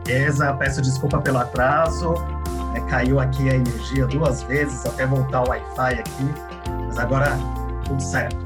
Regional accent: Chile; now in Brazil; Eu sou estrangeiro, eu sou chileno

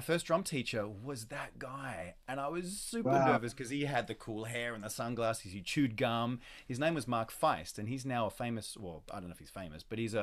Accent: Sydney, New South Wales, Australia; moved away as an adult; now in New York, United States; I grew up in Australia, Sydney, Australia.

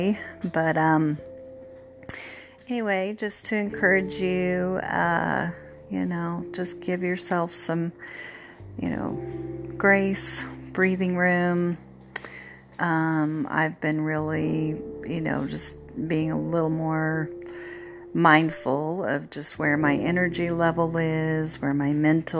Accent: Oregon, United States; moved away; I grew up in Oregon, my husband as well

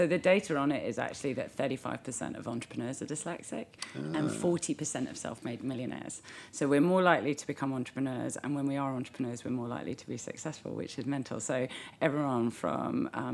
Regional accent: London, United Kingdom; also born or lived in New Zealand; I'm British

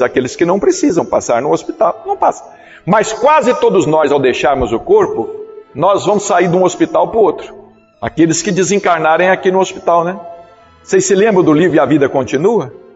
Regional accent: Brazil; eu sou brasileiro

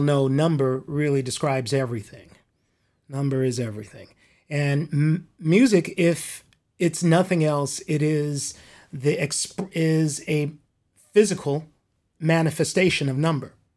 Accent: Compton, California, United States; I grew up in Compton. Compton here in Southern California

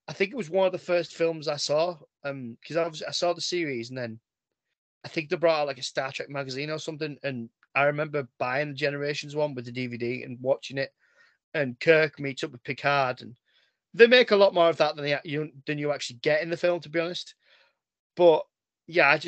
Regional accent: England, United Kingdom; I'm English

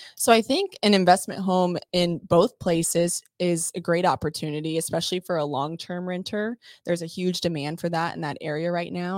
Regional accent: Texas, United States; moved away as an adult; now in Orlando, United States; I'm actually from Texas, born and raised there for almost 20 years, and then relocated out to the Orlando area

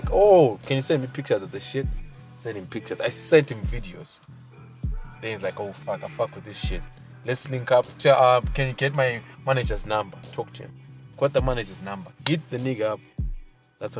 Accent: Bulawayo, Zimbabwe; I'm from Bulawayo. I'm a Zimbabwean at the end of the day.

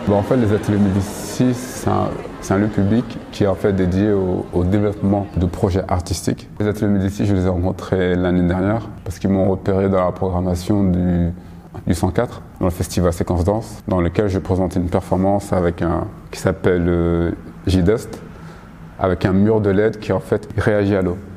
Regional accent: Paris, Île-de-France, France; je suis parisien d'origine euh, malienne

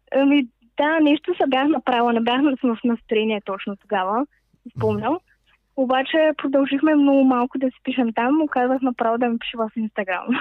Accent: Varna, Varna Province, Bulgaria; moved away as an adult; now in Sofia, Bulgaria; съм от Варна, там даже няма сняг

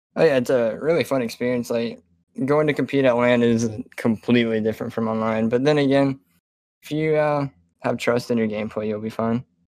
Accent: South Carolina, United States; I'm from South Carolina

